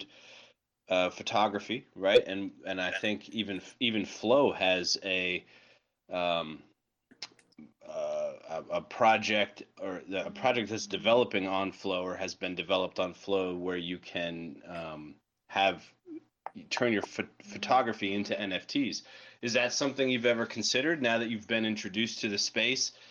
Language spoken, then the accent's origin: English; New York, United States; I'm New York. I'm a New York guy